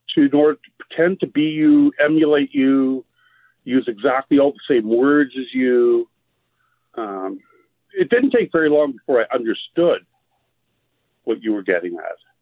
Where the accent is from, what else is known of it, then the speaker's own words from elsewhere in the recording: Canada; also born or lived in Quartzsite, Arizona; I am Canadian